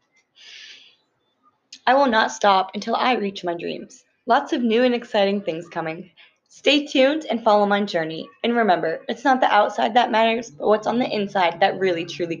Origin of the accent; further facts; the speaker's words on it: Massachusetts, United States; moved away as an adult; now in Pennsylvania, United States; my home state of Massachusetts